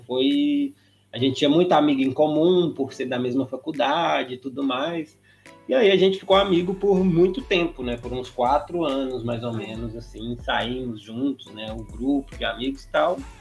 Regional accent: Patos de Minas, Minas Gerais, Brazil; moved away; nós dois somos de Patos de Minas, né, interior de Minas Gerais

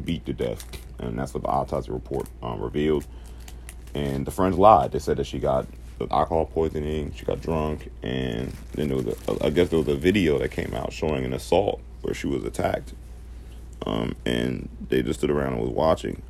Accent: Charlotte, North Carolina, United States; this is from my home city

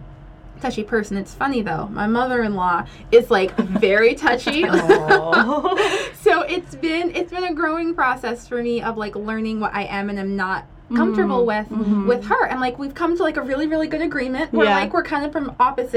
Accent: New Jersey, United States; I grew up in New Jersey

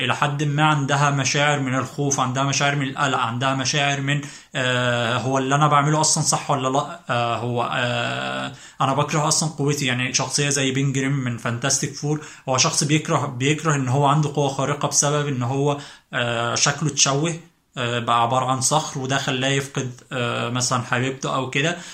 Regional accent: Egypt; إحنا كمصريين

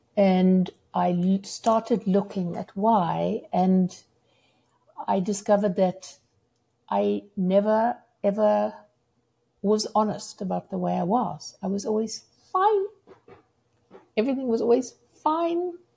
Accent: South Africa; moved away as an adult; also born or lived in United Kingdom; now in Seattle, United States; as a South African

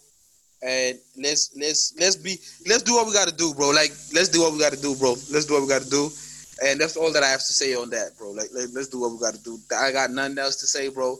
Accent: South Africa; as a South African

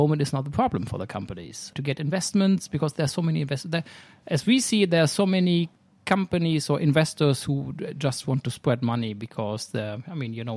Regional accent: Germany; moved away as an adult; now in Sweden; I'm originally from Germany

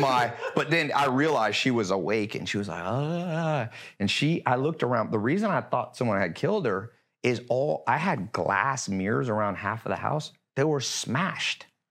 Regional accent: Long Beach, California, United States; also born or lived in North Carolina / Hollywood Hills, Los Angeles; now in Los Angeles, United States; I was born in Long Beach

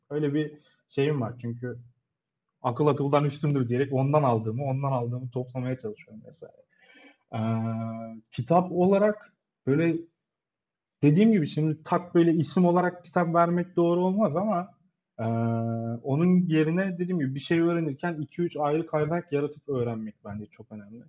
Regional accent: Adana, Turkey; moved away as an adult; now in Istanbul, Turkey; Adana doğumluyum.

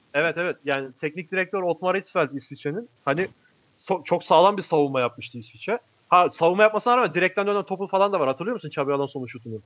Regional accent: Alanya, Antalya, Turkey; ben ilkokulu Alanya'da okudum. Alanya'da büyüdüm ben.

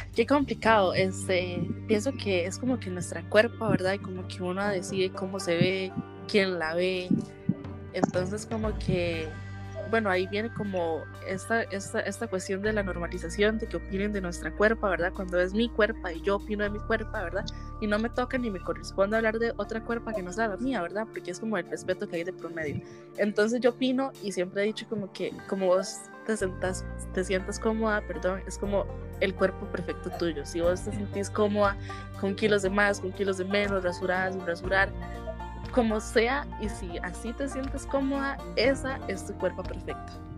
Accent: Costa Rica; soy de Costa Rica

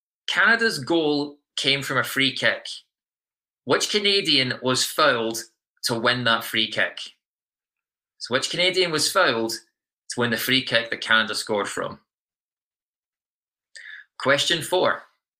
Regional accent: Scotland, United Kingdom; moved away; I'm Scottish

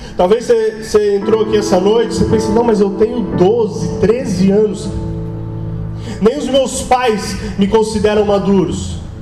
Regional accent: Blumenau, Santa Catarina, Brazil; sou daqui mesmo, Blumenauense, Manezinho

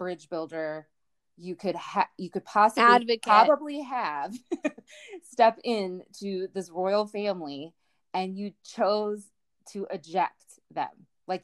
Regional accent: United States; as an American woman

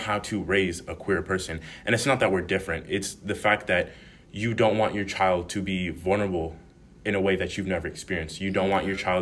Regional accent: Reno, Nevada, United States; moved away as an adult; in Reno, Nevada, growing up

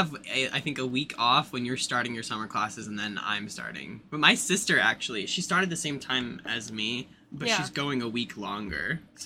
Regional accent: upstate New York, United States; I forget that I'm 23 too. It doesn't really feel like it means anything anymore. I'm from upstate New York. We're from that New York that no one cares about, and have always been here my whole life. Moved once, but like 5 minutes away.

